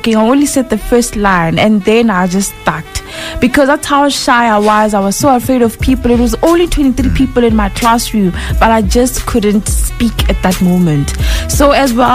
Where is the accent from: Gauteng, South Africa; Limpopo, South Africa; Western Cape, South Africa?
Limpopo, South Africa; Polokwane; I'm a young girl born and bred in Polokwane, Flora Park.